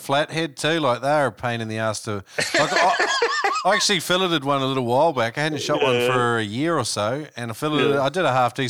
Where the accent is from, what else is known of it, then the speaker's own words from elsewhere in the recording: New Zealand; now in Australia; when I was growing up in New Zealand